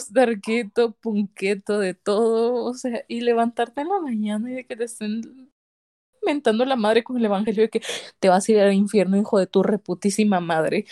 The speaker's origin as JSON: {"language": "Spanish", "country": "El Salvador", "said": "yo soy salvadoreña"}